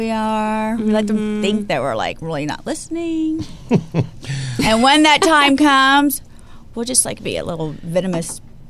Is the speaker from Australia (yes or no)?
no; Houston, Texas, United States; born or raised there; moved away as an adult; also born or lived in Miami / Paris; now in Los Angeles, United States